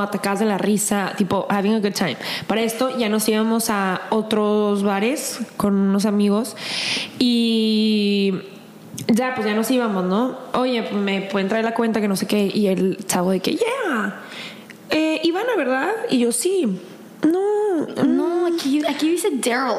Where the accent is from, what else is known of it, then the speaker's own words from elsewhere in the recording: El Paso, Texas, United States; moved away; also born or lived in Ciudad Juárez; llegando al paso de, de donde soy